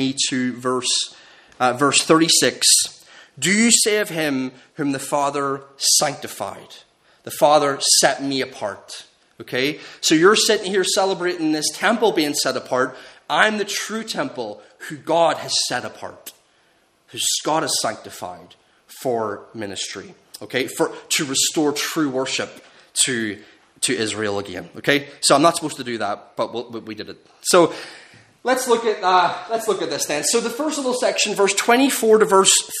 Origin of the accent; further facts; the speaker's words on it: Northern Ireland, United Kingdom; growing up in Northern Ireland